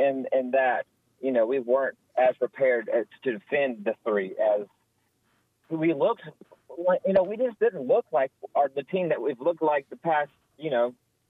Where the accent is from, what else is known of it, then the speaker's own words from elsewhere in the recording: Auburn, Alabama, United States; so I grew up in Auburn